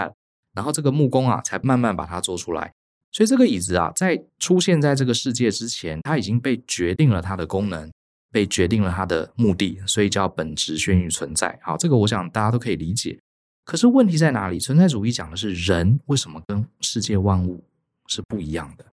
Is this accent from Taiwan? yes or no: yes; Taipei, Taiwan; also born or lived in Tainan; 有可能是我以前在台北哈从家里拿来的。台南读书的时候从来没有翻过